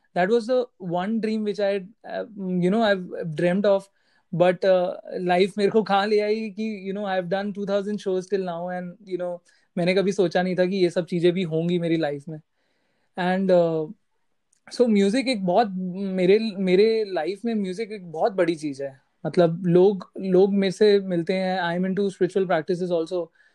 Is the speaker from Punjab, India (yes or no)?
no; Delhi, India; moved away as an adult; now in Mumbai, India; मैं दिल्ली से हूँ आई शिफ्टेड टू बॉम्बे